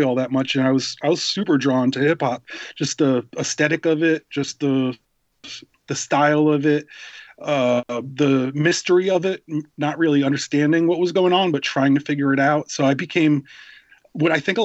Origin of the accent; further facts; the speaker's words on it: Rhode Island, United States; moved away as an adult; also born or lived in New York City; I was raised in Rhode Island, and we're kind of in between Boston and New York City